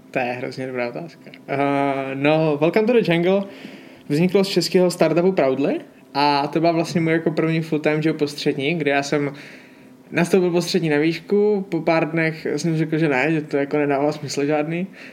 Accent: Hodonín District, South Moravian Region, Czechia; na Hodonínsku, odkud pocházím

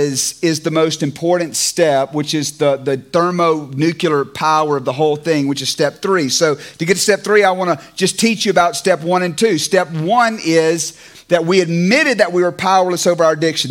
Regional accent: Clarksdale, Mississippi, United States; moved away; also born or lived in California; Clarksdale Baptist Church where I grew up in Mississippi

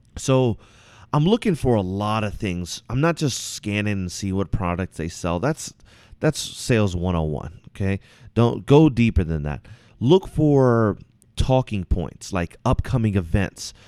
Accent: Virginia, United States; now in Washington, United States; I'm originally from Virginia.

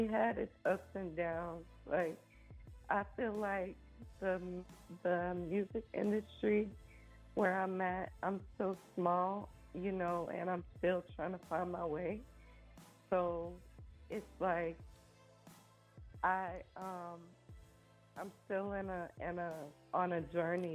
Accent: Atlanta, Georgia, United States; moved away as an adult; I'm from Atlanta

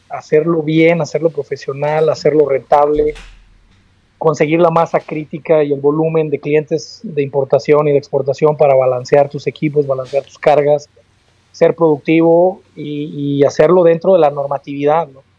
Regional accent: Guadalajara, Jalisco, Mexico; also born or lived in Aguascalientes; now in Torreón, Mexico; soy originario de Guadalajara

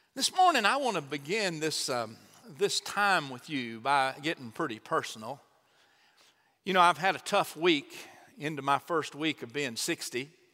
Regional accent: Chandler, Texas, United States; also born or lived in Troup, Texas; Both mom and dad were from my hometown of Chandler

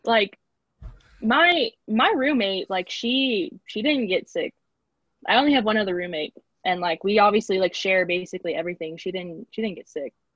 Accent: Corpus Christi, Texas, United States; moved away as an adult; also born or lived in San Marcos, Texas; I'm originally from Corpus Christi, Texas

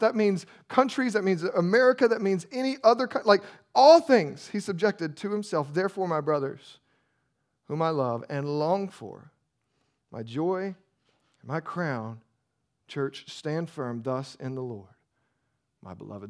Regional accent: United States; we're American

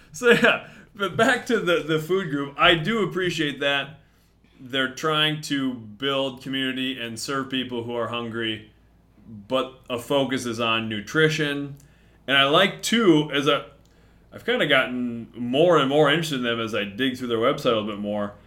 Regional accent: Mason City, Iowa, United States; I grew up in Mason City, north end of Mason City

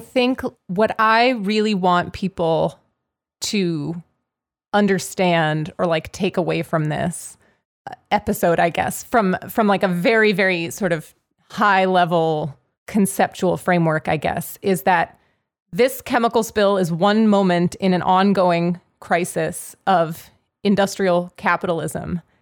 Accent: Pittsburgh, Pennsylvania, United States; Pittsburgh, like, I grew up in Pittsburgh. I live in Pittsburgh.

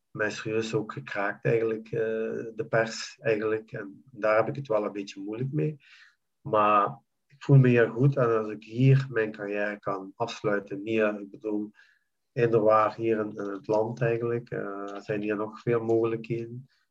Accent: Belgium; moved away as an adult; now in Jordan; België is voor mij land, dus mijn, mijn, mijn land waar ik ben geboren en getogen.

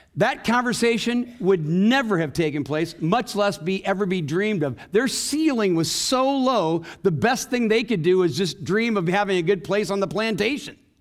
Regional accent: Waterloo, Iowa, United States; I grew up in Waterloo, Iowa

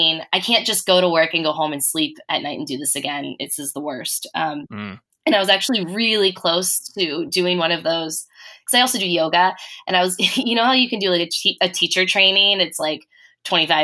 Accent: Cincinnati, Ohio, United States; I grew up in Cincinnati, Ohio

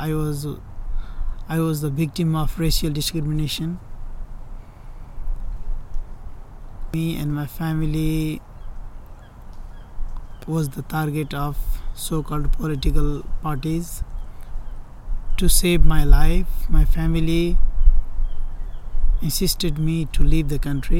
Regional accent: Nepal; moved away as an adult; now in Contra Costa County, United States; I came here from Nepal in 2015, June

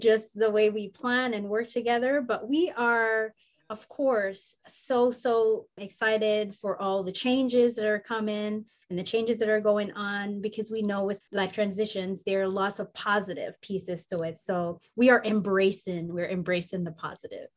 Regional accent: Jamaica; moved away as an adult; also born or lived in Minnesota; where I grew up in, the warm mountains of Jamaica

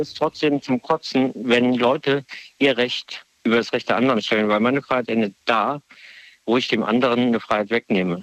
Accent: Mannheim, Baden-Württemberg, Germany; moved away as an adult; also born or lived in Weinheim / Viernheim; now in Trier, Germany; ich komme aus der Kurpfalz, 35 Jahre Mannheim, Gilberg, Fürnheim, Weinheim

